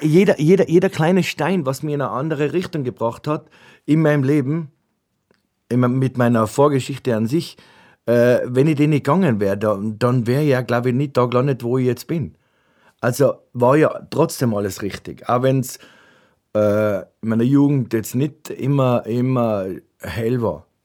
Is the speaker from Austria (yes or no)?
yes; Ötz, Tyrol, Austria; meine Mutter äh, äh mich besucht hat, äh, äh bei uns in Ötz